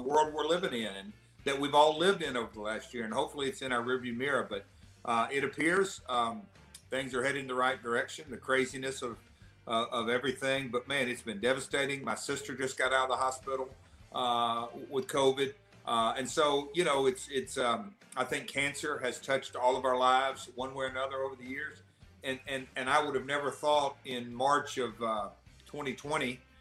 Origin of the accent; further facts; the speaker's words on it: Nashville, Tennessee, United States; accent: southern; I'm from Nashville